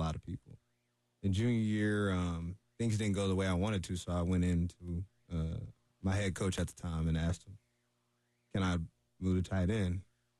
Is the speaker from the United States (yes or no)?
yes; Tennessee, United States; I'm from Tennessee.